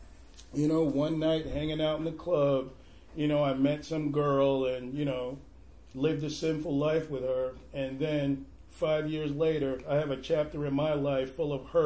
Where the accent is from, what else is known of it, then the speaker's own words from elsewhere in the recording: New York City, New York, United States; moved away as an adult; now in Portland, United States; I'm actually originally from Brooklyn, New York. I came to Portland about 10 years ago.